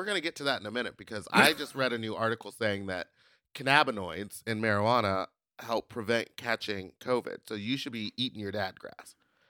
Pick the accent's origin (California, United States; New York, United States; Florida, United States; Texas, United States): New York, United States; I'm from New York, boy.